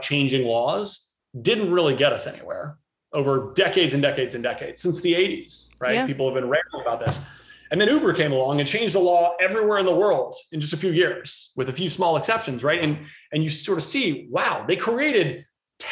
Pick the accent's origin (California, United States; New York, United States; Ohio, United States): Ohio, United States; Cincinnati; I wound up growing up in Cincinnati, Ohio.